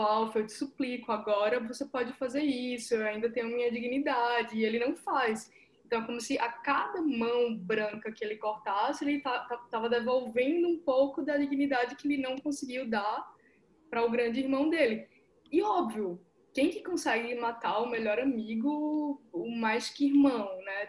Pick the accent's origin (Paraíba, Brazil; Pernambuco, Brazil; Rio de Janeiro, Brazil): Paraíba, Brazil; João Pessoa; first language Portuguese; now in São Paulo, Brazil; que moro em São Paulo, que nasci em João Pessoa, que sou nordestina